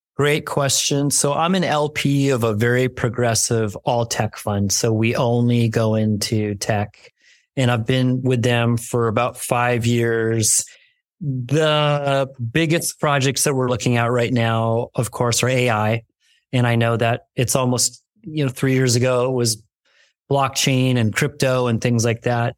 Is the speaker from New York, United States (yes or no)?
yes; New York, United States; now in California, United States; I'm a kid from New York. I came out to California